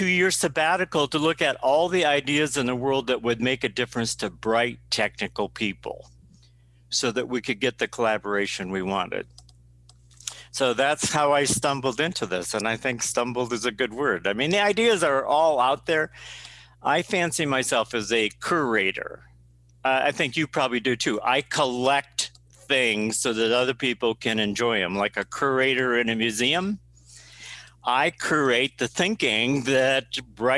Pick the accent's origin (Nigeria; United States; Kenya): United States; South Dakota; born and raised in South Dakota